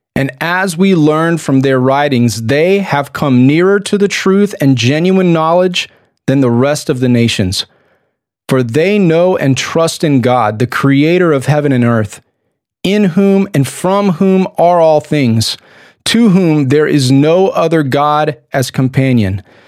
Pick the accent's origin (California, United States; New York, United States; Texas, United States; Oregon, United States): Texas, United States; I'm a Texan